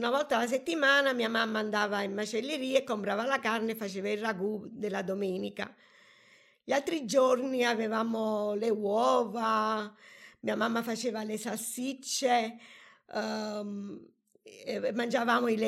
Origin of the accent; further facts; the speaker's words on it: Atina, Lazio, Italy; born there; Sono nata da Tina, che è un piccolo paese tra le montagne della Ciociaria.